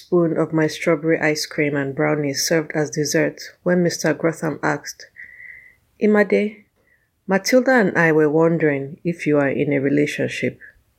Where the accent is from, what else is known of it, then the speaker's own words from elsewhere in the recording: Nigeria; I'm a Nigerian writer and author.